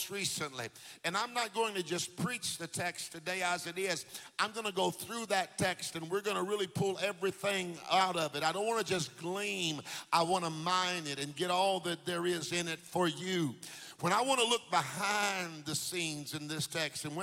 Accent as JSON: {"language": "English", "town": "Jacksonville", "region": "Florida", "country": "United States", "tie": "born or raised there", "said": "We used to live in Jacksonville. I went to Andrew Jackson. We lived there on Pearl Street"}